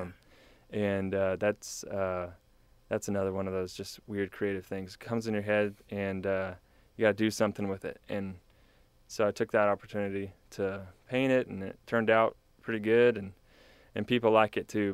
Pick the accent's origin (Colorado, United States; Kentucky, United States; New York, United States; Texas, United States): Texas, United States; New Braunfels; now in College Station, United States; I grew up in New Braunfels area